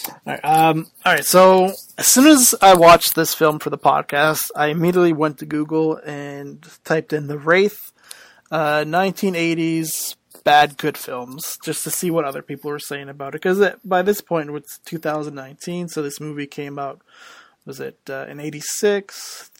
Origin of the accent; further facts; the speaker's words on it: Canada; I'm Canadian